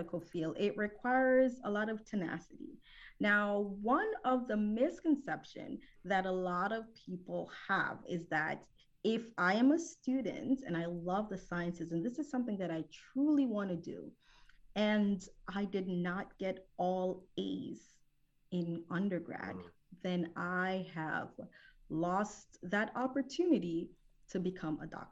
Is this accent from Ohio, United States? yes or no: no; New Jersey, United States; moved away as an adult; also born or lived in Jamaica / Philadelphia, Pennsylvania; now in Houston, United States; I am originally from Jamaica, the West Indies, so I'm a Caribbean queen. I was raised in New Jersey.